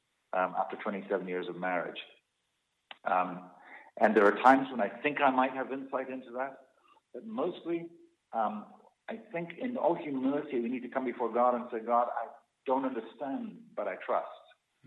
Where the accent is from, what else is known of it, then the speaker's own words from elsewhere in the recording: Scotland, United Kingdom; We've almost been, depending on which culture you come from, I come from Scottish culture.